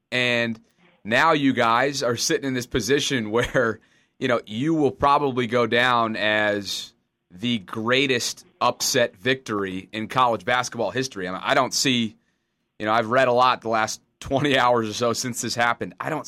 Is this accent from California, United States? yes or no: no; Albany, New York, United States; I grew up in Albany, New York